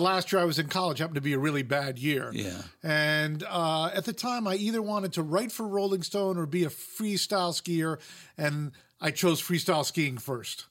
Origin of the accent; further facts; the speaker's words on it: Fairfield, Connecticut, United States; moved away as an adult; also born or lived in Vermont / Utah; now in Los Angeles, United States; I grew up in Fairfield, Connecticut, which is 50 miles from New York City.